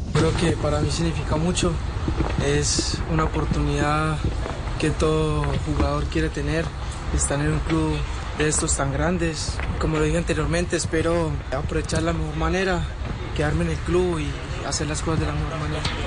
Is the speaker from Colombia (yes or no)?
yes; La Victoria, Valle del Cauca, Colombia; also born or lived in Bogotá; now in Germany; Yo inicié en, en mi pueblo, en la Victoria Valle, jugando en el club de, mi barrio